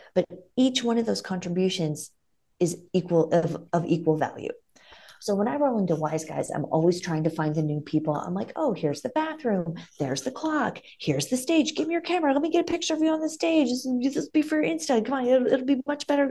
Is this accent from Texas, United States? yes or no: no; Ohio, United States; now in Las Vegas, United States; I'm from Ohio, but we would vacation in the South